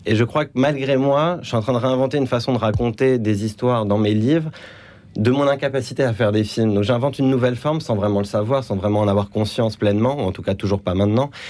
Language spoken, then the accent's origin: French; Paris, Île-de-France, France; moved away as an adult; also born or lived in Lebanon; après avoir grandi à Paris, je suis retourné vivre au Liban, puis après moult déceptions, je suis rentré en France après 8-9 ans.